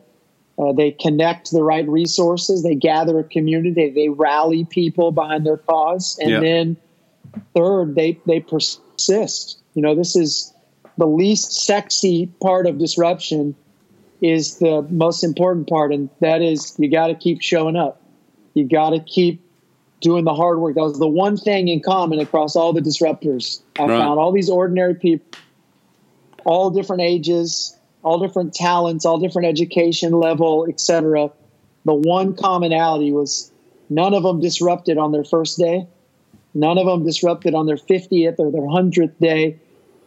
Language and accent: English; Texas, United States; my home state of Texas